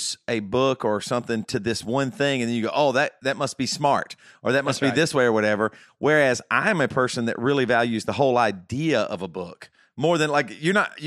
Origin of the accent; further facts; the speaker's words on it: the South, United States; accent: country; I am from the South. I sound country. I sound like a redneck